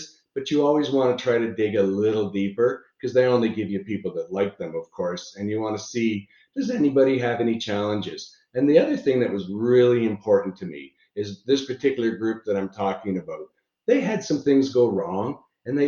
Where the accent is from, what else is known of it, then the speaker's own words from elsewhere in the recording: Niagara Falls, Ontario, Canada; I'm from Niagara Falls, Canada